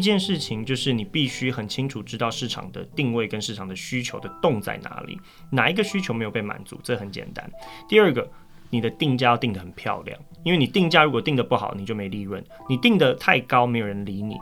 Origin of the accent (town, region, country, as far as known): Taipei, Taiwan; born or raised there